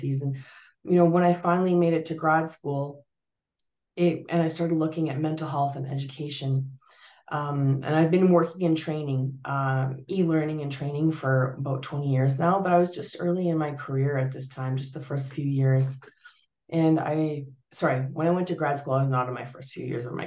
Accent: Canada; also born or lived in Portugal; My family, we're Portuguese. I was born in Portugal, and we emigrated to Canada in the early 80s. No, late 70s

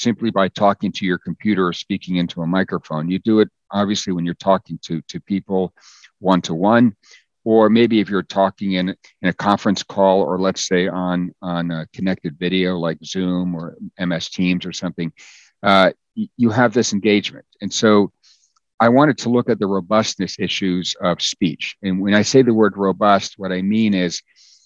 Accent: United States; my parents spoke Danish growing up, and I was born in the States, so I could speak English

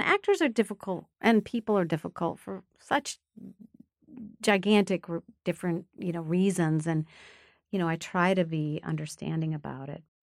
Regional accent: Rochester, Minnesota, United States; I was born in Rochester, Minnesota, which is a small town in southern Minnesota

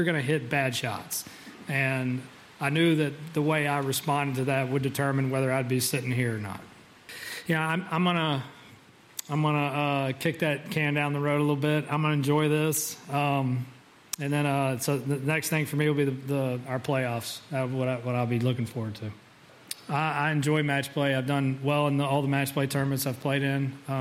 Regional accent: Georgia, United States; growing up in Georgia

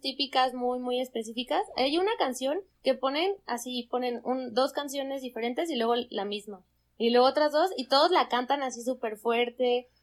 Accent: Zamora, Michoacán, Mexico; moved away as an adult; now in Mexico City, Mexico; yo soy de Zamora, Michoacán

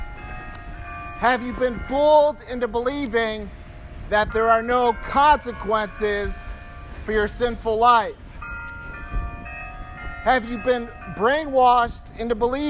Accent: Michigan, United States; I'm from Michigan

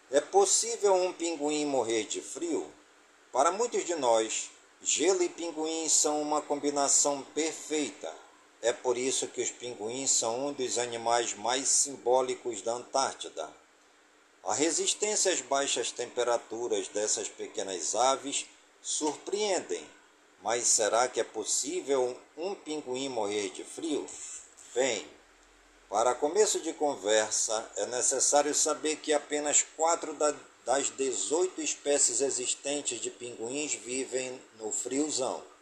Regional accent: Careiro da Várzea, Amazonas, Brazil; em todas as comunidades do Careiro da Várzea, minha cidade natal

